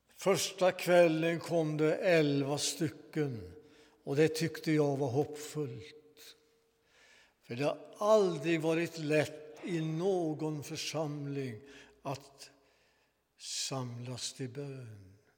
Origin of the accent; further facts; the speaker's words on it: Svanvik, Västra Götaland, Sweden; När jag var 15 år välkomnades jag till församlingen i min hembygd